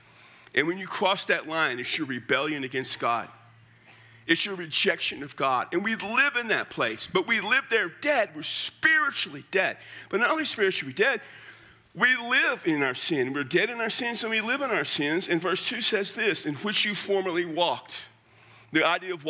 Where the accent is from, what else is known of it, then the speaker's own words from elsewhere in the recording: Central South Texas, United States; moved away; I come from Central South Texas